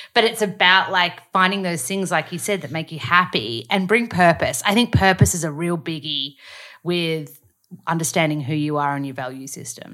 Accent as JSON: {"language": "English", "country": "Australia", "accent": "Australian", "said": "read sides in my accent so that they can learn the Australian accent"}